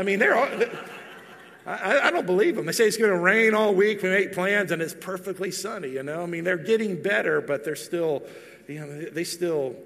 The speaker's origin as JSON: {"language": "English", "region": "Texas", "country": "United States", "tie": "born or raised there", "moved": "as an adult", "lives_now": "Tennessee, United States", "said": "I'm from Texas. I've still lived most of my life in Texas. Even though we're going to cross the threshold pretty soon here, where it will be more years in Tennessee than Texas"}